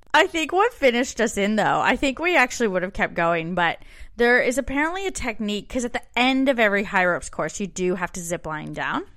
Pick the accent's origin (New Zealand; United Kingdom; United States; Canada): Canada; moved away as an adult; now in Melbourne, Australia; We're two Canadian expats now living in Australia